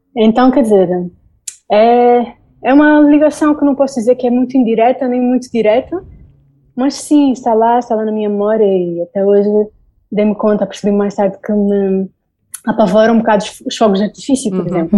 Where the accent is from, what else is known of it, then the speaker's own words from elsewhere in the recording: Angola; moved away as an adult; also born or lived in Spain; now in Berlin, Germany; eu sou angolana e vivi durante o tempo do, do José Eduardo Santos